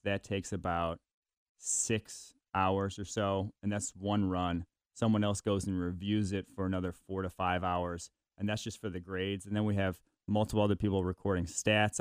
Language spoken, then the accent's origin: English; Milwaukee, Wisconsin, United States; I was born in Milwaukee, so I'm a Packers fan by birth